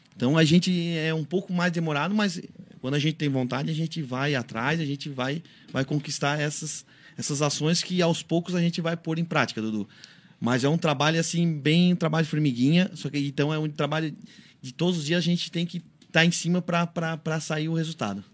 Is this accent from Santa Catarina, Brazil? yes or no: yes; Urussanga, Santa Catarina, Brazil; eu sou natural de Uruçanga